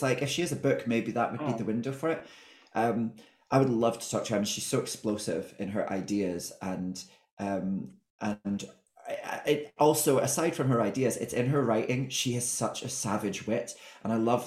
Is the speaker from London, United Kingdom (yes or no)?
no; Scotland, United Kingdom; I think I'm Scottish